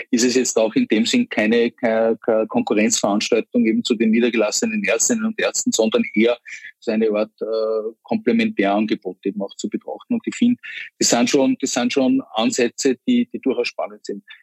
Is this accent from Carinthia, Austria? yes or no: no; Vienna, Austria; die Deutschen sagen wir Kiez, bei uns in Wien würde man sagen das Kretzel